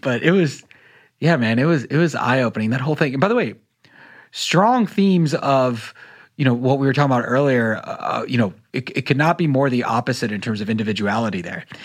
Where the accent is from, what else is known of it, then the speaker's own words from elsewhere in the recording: North Carolina, United States; I grew up in North Carolina